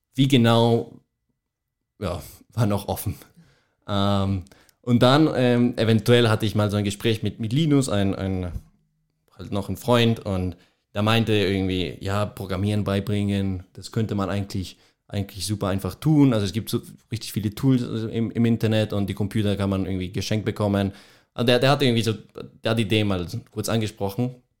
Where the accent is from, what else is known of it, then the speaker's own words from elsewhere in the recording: Colombia; German is a second language; moved away as an adult; now in Munich, Germany; Ich komme, ich komme aus Kolumbien, ähm, genau bin, also mein ganzes Leben habe ich auch in Kolumbien verbracht und habe auch dort mein Abitur geschrieben